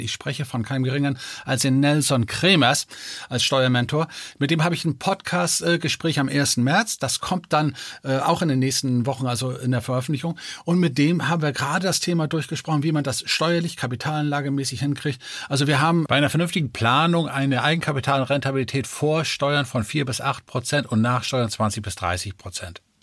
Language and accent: German; Denmark; moved away; Ich bin ja gebürtiger Däne.